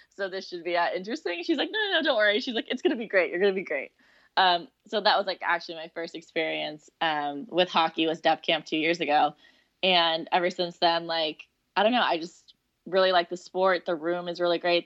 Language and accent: English; Seattle, Washington, United States; moved away as an adult; also born or lived in Arizona; I grew up in Seattle, um, just like a suburb in Seattle